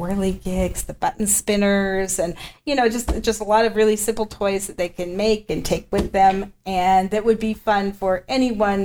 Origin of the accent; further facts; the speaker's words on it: Twin Falls, Idaho, United States; also born or lived in Montana; now in Pocatello, United States; I was born and raised in Idaho